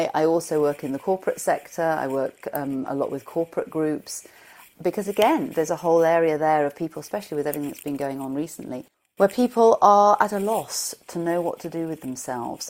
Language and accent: English; Shropshire, West Midlands, United Kingdom; I come from Shropshire in England, and it was a pleasant school.